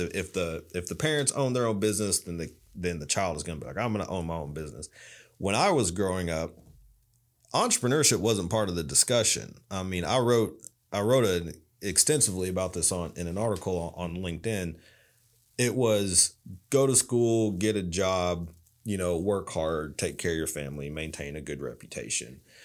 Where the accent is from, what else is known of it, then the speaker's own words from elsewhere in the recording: Loudon, Tennessee, United States; I grew up in Loudoun, Tennessee.